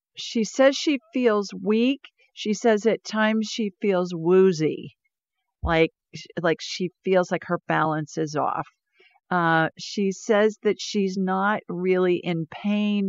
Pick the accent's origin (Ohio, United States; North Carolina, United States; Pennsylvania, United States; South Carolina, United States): Ohio, United States; moved away as an adult; also born or lived in Sioux Falls, South Dakota; I grew up in snow in Ohio